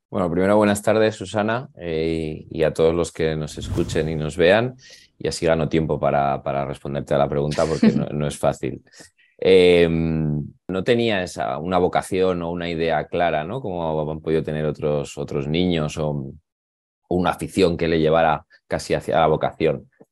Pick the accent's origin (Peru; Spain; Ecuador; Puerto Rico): Spain; Zaragoza, Aragon; now in Madrid, Spain; yo soy de Zaragoza, y, pero ahora resido en Madrid